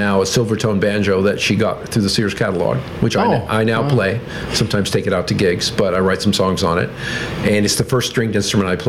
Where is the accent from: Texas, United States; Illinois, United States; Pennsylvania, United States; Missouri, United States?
Texas, United States; Mercedes; moved away as an adult; also born or lived in Harlingen, Texas / Arizona; I was born on the Mexican border, down the very southern tip of Texas. They call it the Rio Grande Valley down there. And I mostly live in a little town, pretty, I like to say a town with a very pretty name, wasn't that pretty of a town, named Mercedes.